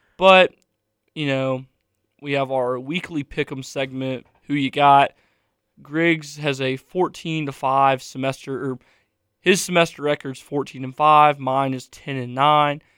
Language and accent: English; United States; I am American